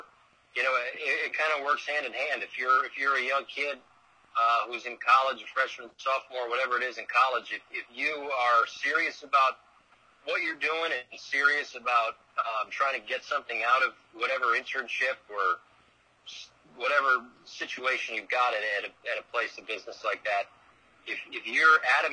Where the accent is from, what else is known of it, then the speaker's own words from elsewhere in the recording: Bristol, Connecticut, United States; moved away; I grew up in Bristol, Connecticut